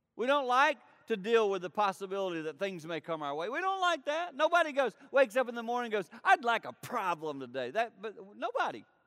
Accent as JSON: {"language": "English", "area": "foothills of the Blue Ridge Mountains", "region": "the Carolinas", "country": "United States", "tie": "born or raised there", "said": "I grew up in the Carolinas, in the foothills of the Blue Ridge Mountains."}